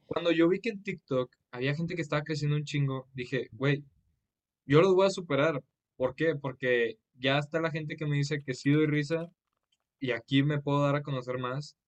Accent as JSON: {"language": "Spanish", "town": "Monterrey", "region": "Nuevo León", "country": "Mexico", "said": "soy de Monterrey, Nuevo León"}